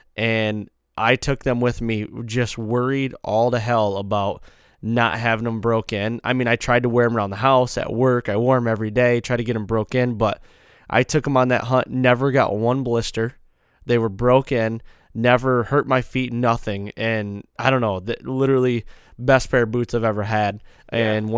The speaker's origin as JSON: {"language": "English", "region": "Midwest", "country": "United States", "said": "You know, we're whitetail guys from the Midwest"}